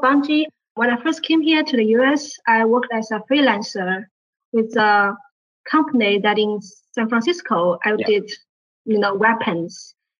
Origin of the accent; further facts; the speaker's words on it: Shanghai, China; moved away as an adult; now in United States; I come from Shanghai, China.